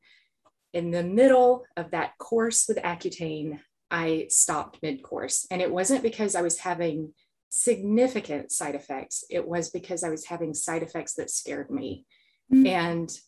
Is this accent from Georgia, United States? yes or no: yes; South Georgia, United States; I grew up in South Georgia.